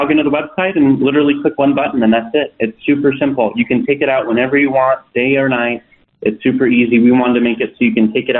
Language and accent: English; Idaho, United States; I grew up in Idaho.